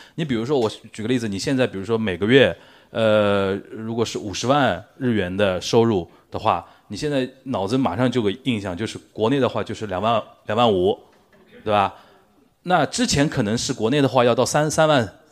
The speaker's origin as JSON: {"language": "Chinese", "region": "Shanghai", "country": "China", "said": "我身为一个上海人"}